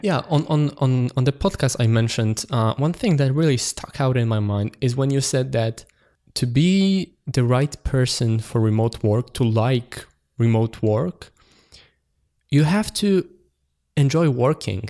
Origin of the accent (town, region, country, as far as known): Poland; born or raised there